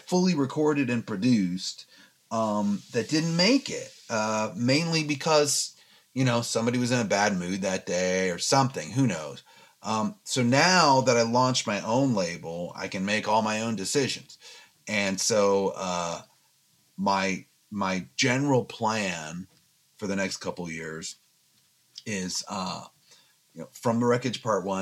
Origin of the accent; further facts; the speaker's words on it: Fairfax County, Virginia, United States; moved away as an adult; now in Los Angeles, United States; I grew up in Fairfax County, Virginia, and, you know, that will always be my home, but I've now lived in Los Angeles for 20 years